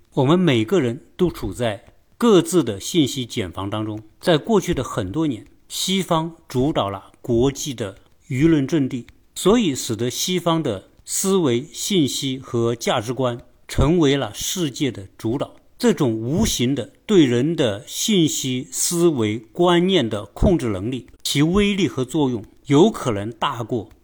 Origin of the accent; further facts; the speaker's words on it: China; 作为一个中国人